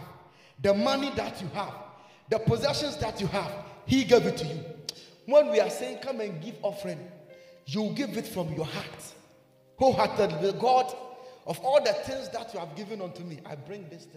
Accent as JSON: {"language": "English", "country": "Ghana", "said": "I'm a Ghanaian."}